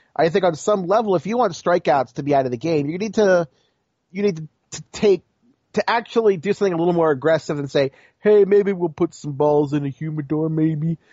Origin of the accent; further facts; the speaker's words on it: Baltimore, Maryland, United States; you know I'm from Baltimore